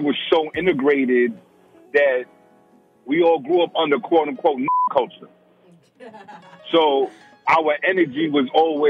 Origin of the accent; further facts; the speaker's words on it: New York City, New York, United States; also born or lived in New Rochelle; I was raised in black culture. I'm from the Bronx.